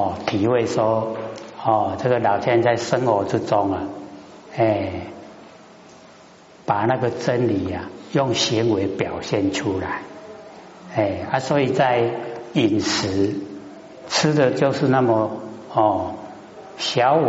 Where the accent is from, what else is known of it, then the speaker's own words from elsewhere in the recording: Taiwan; 我们台湾话讲，哎，看严严嘞，不然会倒下去。